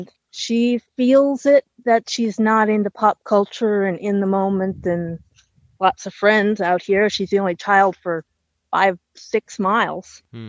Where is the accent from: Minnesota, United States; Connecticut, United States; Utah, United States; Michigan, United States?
Minnesota, United States; also born or lived in Fargo, North Dakota; now in Tennessee, United States; I was from Minnesota, about 300 miles south of the Canadian border